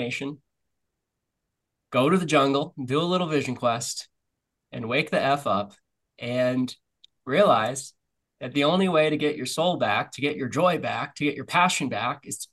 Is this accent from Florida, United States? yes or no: yes; Florida, United States; now in Nosara, Costa Rica; I grew up in Florida